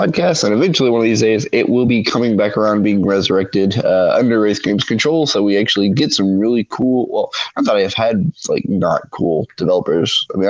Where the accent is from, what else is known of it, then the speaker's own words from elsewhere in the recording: Louisiana, United States; I'm Cajun.